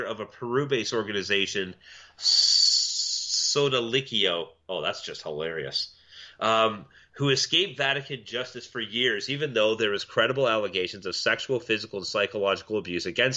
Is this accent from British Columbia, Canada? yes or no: no; Milton, Ontario, Canada; my hometown of Milton, Jean Vanier fucking public or Catholic school